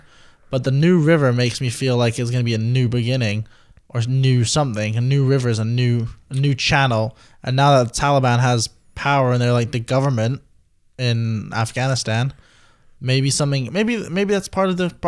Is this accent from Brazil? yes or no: no; United Kingdom; I'm British